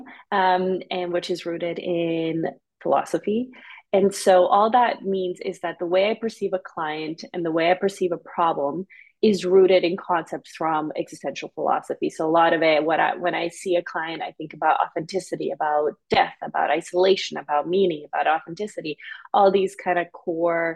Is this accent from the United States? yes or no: no; Canada; also born or lived in Serbia / Bosnia; after that war, we immigrated to Canada